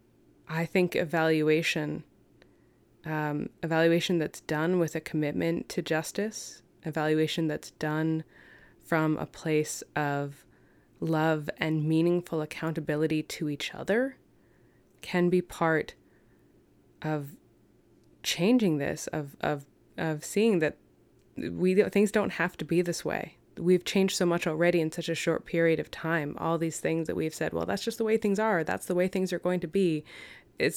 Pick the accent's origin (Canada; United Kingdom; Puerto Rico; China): Canada; London, Ontario; now in Vancouver, Canada; where I'm from, I was born in London, Ontario